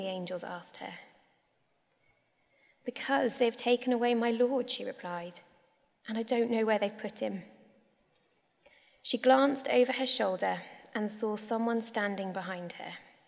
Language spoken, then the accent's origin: English; North Devon, South West England, United Kingdom; moved away; I grew up in North Devon on a farm.